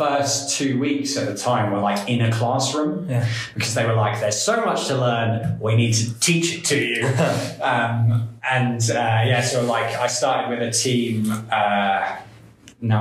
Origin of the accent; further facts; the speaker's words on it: England, United Kingdom; first language English; moved away as an adult; now in Estonia; as an English person